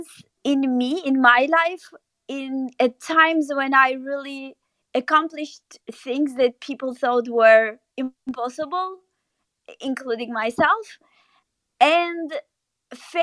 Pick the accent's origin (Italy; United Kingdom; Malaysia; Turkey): Turkey; moved away as an adult; also born or lived in New York / Paris; I grew up in Turkey